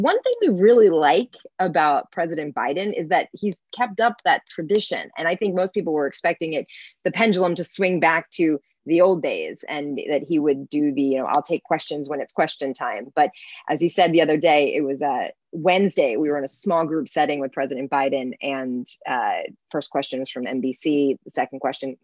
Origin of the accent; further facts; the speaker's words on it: Philadelphia, Pennsylvania, United States; moved away as an adult; I grew up in Philadelphia